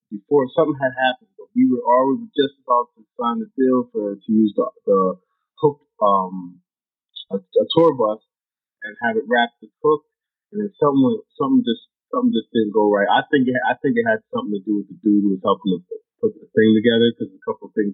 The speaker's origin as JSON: {"language": "English", "region": "New York", "country": "United States", "tie": "born or raised there", "said": "I think that's one thing about growing up in New York that taught me"}